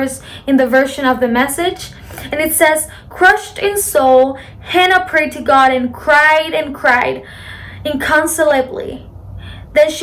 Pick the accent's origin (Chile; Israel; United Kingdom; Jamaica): Chile; from Chile, South America, Chile for the Latins